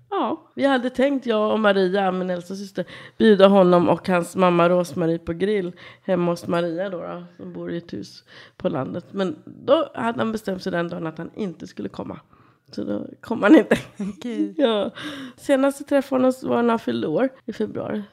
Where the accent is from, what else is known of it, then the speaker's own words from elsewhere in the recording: Kungsängen, Stockholm County, Sweden; Jag kommer härifrån Stockholmstrakten. Kungsängen är uppfödd, norrförort tillsammans med mina syskon och föräldrar.